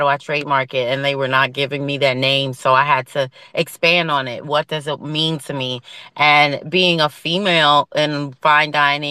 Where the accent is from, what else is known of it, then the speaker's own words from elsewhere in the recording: Philadelphia, Pennsylvania, United States; also born or lived in New York; I'm from Philly, so I'm here for the East Coast vibe. I'm born and raised in Philly.